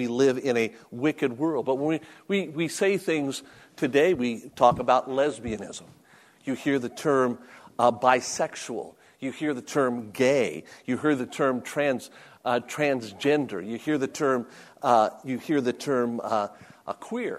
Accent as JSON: {"language": "English", "town": "Las Vegas", "region": "Nevada", "country": "United States", "tie": "born or raised there", "moved": "as an adult", "said": "I was born and raised in Las Vegas, Nevada"}